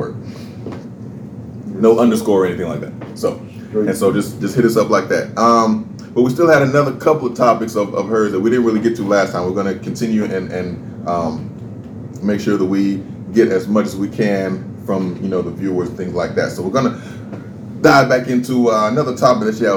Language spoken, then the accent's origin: English; California, United States; now in Montgomery, United States; I'm from California